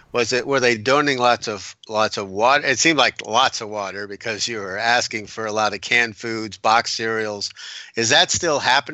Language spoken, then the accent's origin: English; Wilmington, North Carolina, United States; And so we're from Wilmington.